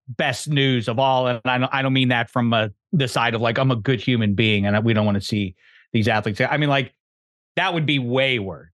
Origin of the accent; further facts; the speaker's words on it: Pittsburgh, Pennsylvania, United States; I'm from Pittsburgh